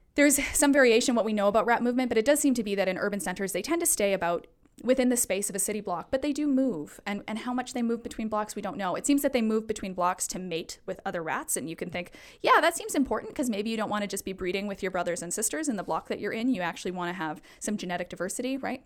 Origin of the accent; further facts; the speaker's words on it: Alberta, Canada; now in Vancouver, Canada; I'm originally from Alberta